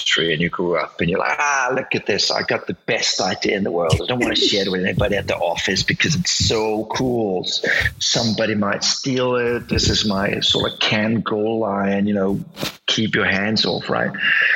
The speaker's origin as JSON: {"language": "English", "country": "Denmark", "second_language": "English", "said": "I'm Danish"}